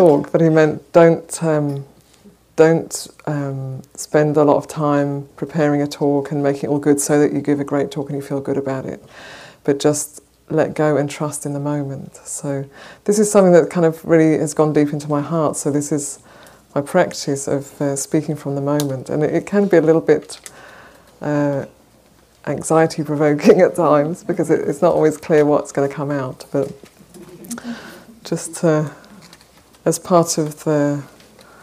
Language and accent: English; Wales, United Kingdom; moved away as an adult; also born or lived in Bay Area, California; now in San Francisco, United States; I come from originally from Wales, and I've been living in the Bay Area since just towards the end of 2009